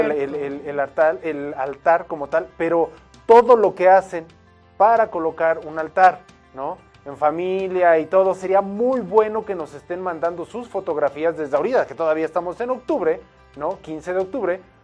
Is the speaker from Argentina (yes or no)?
no; Mexico; para nosotros como mexicanos, y estoy hablando sí como mexicanos